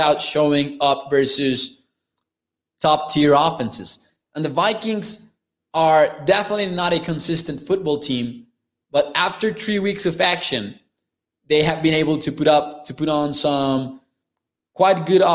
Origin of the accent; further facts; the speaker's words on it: Mexico; I am from Mexico